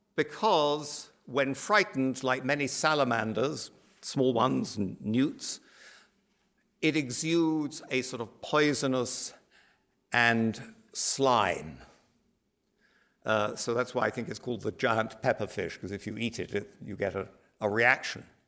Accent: United Kingdom; also born or lived in Ireland; as you can probably tell from my accent, I come from that other island archipelago

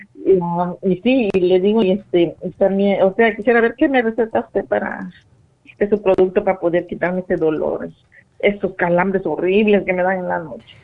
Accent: Mexico; yo soy de México

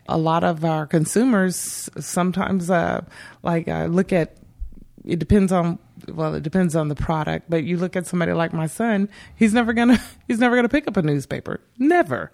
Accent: Bakersfield, California, United States; I grew up here in Bakersfield.

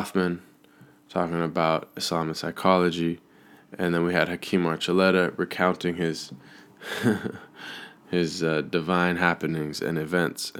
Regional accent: Seattle, Washington, United States; moved away; being back in Seattle, my hometown

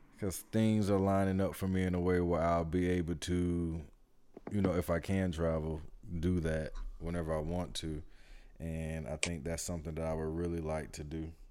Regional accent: Atlanta, Georgia, United States; we're from Atlanta

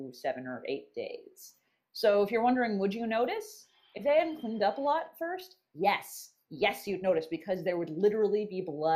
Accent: California, United States; as a Californian

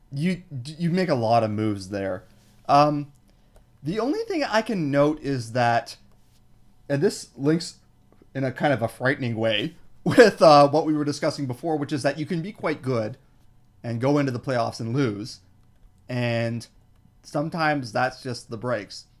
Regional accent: Toronto, Ontario, Canada; I'm from Scarborough

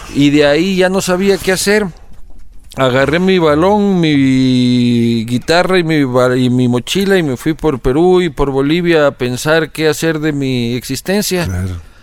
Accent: Quito, Pichincha, Ecuador; also born or lived in Spain; Yo nací en Quito el 22 de agosto de 1983

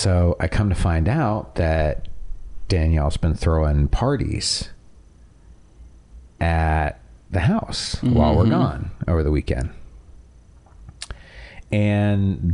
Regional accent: Toronto, Ontario, Canada; growing up in Toronto

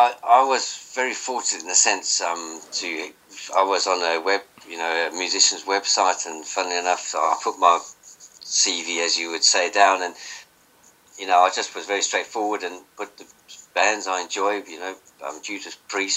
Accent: Johannesburg, Gauteng, South Africa; moved away; I came over from Johannesburg, South Africa in 84.

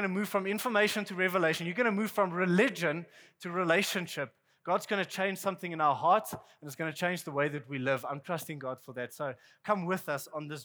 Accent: South Africa; I'm from South Africa

